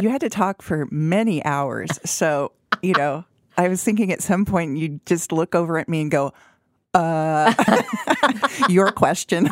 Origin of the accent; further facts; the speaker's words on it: Aurora, Colorado, United States; grew up in Aurora